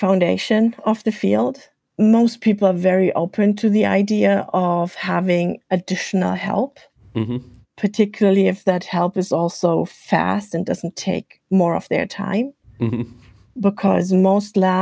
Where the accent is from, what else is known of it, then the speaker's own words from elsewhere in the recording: Germany; accent: German; English is a second language; now in Iowa, United States; I'm from Germany, as you might be able to tell from my accent